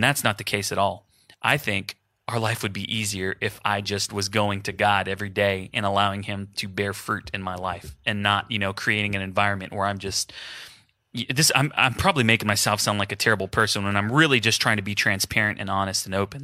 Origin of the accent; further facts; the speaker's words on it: Houston, Texas, United States; moved away; my family's in Houston. I'm from Houston, just like Jason